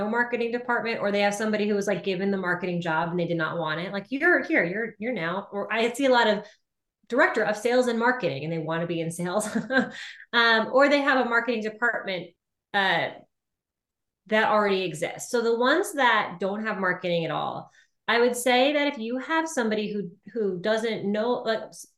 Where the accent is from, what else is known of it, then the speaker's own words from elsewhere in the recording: United States; I'm American